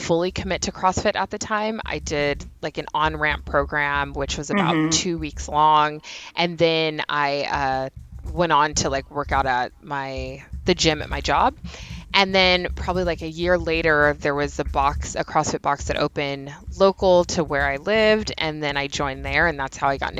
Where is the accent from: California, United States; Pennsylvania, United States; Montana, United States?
California, United States; Union City; I'm from Union City.